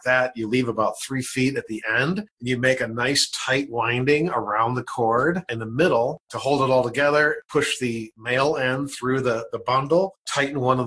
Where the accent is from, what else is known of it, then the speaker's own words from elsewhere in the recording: Elmhurst, Illinois, United States; moved away as an adult; also born or lived in Carbondale, Illinois; I grew up in Elmhurst, Illinois, in a pretty wealthy suburb